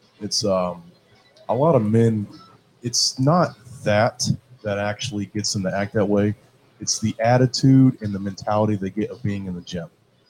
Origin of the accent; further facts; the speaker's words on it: Cincinnati, Ohio, United States; when I was 6 months old, we moved to Ohio, and I grew up in Cincinnati, you know. So by default, I'm from here